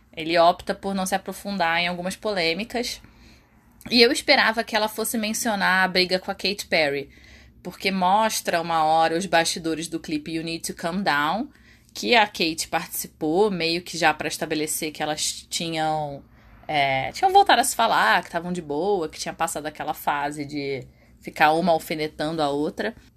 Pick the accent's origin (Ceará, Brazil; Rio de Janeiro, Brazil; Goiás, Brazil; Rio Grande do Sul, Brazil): Rio de Janeiro, Brazil; lá no Rio de Janeiro na minha terra